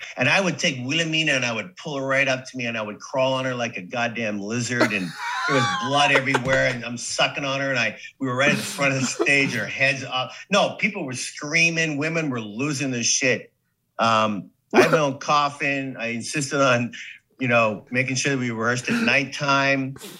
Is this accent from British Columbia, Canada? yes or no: no; Saskatoon, Saskatchewan, Canada; moved away as an adult; also born or lived in New York / Hollywood; now in United States; living the life in Saskatoon